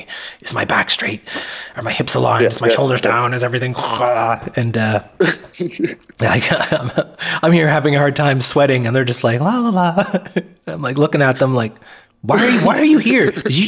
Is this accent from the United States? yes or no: no; Atlantic Canada, Canada; now in Vancouver Island, Canada; I'm not from Vancouver Island. I'm from the other end of Canada, from Atlantic Canada on the East Coast.